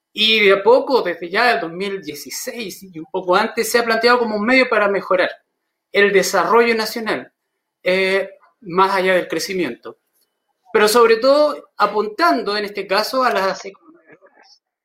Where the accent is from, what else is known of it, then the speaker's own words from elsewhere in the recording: Chile; Somos emprendedores los chilenos